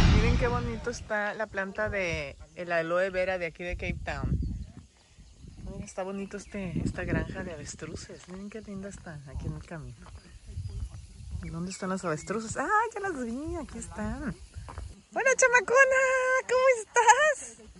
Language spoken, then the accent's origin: Spanish; Mexico; Te venimos a saludar desde México